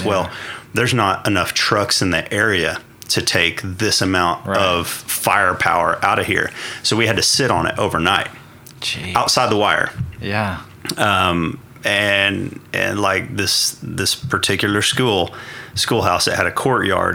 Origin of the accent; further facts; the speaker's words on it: northwest Oklahoma, United States; born and raised in Oklahoma, northwest Oklahoma. Uh, grew up farming and ranching